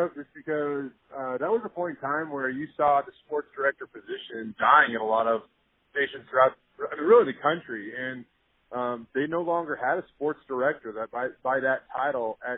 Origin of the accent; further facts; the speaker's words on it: Tacoma, Washington, United States; moved away as an adult; I grew up in the Tacoma area, up in Washington, born and raised up there